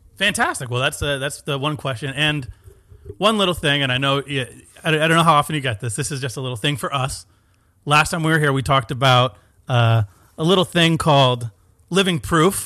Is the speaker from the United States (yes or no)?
yes; Stratford, Connecticut, United States; born and raised in Stratford, Connecticut, about forty-five minutes from here